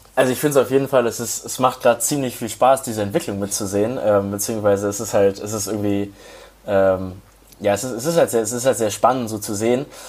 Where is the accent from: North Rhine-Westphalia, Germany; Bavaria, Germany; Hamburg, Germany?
Hamburg, Germany; moved away as an adult; also born or lived in Bayreuth; Ich komme ursprünglich aus Hamburg